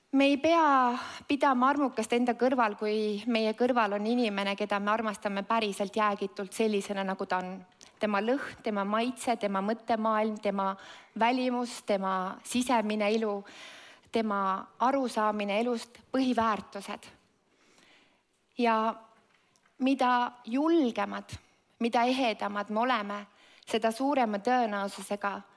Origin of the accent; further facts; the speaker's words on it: Estonia; ma sündisin see Eestis